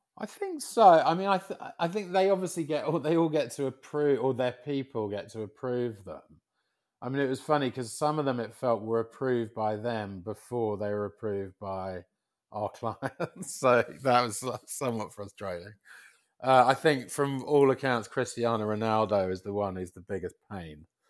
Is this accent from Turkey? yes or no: no; London, United Kingdom; moved away as an adult; now in United States; as a Londoner, um, who's, you know, expat, who's been in America so long